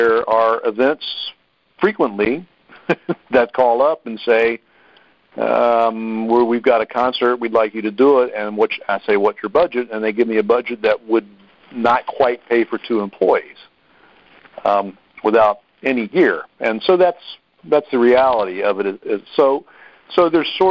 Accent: Harrisonburg, Virginia, United States; we're in Harrisonburg because I'm from Harrisonburg

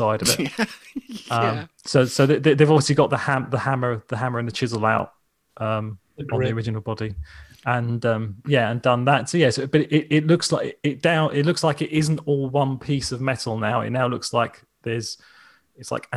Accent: England, United Kingdom; I'm English

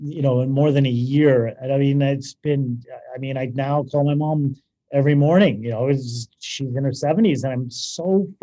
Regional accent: Toronto, Ontario, Canada; accent: Canadian; moved away as an adult; I'm originally from Toronto. Yeah, Toronto.

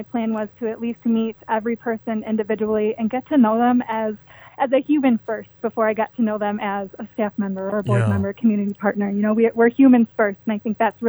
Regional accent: Kalamazoo, Michigan, United States; I am originally from Kalamazoo

